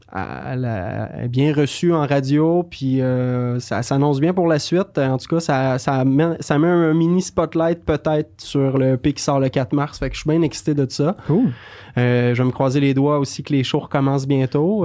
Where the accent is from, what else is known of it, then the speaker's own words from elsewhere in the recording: Beauce, Quebec, Canada; now in Montreal, Canada; j'ai grandi en Beauce, puis en arrière de chez mes parents